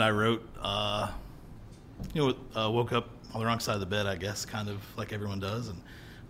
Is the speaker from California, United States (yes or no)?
no; Dayton, Ohio, United States; also born or lived in Germantown, Ohio; Actually, I'm from Dayton, Ohio.